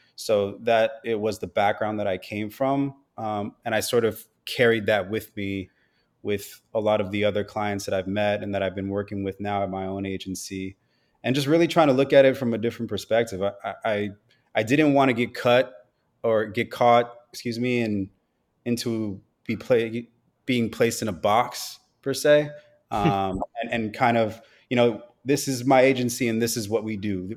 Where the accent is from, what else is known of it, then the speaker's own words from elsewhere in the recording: Los Angeles, California, United States; I am born and raised in Los Angeles, California. Grew up out here